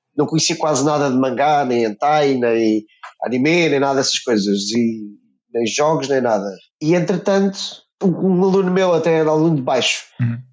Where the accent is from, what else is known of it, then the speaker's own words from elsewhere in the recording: near Santarém, Santarém District, Portugal; moved away; also born or lived in England; na minha terra natal, que era o Cartaz, perto de Santarém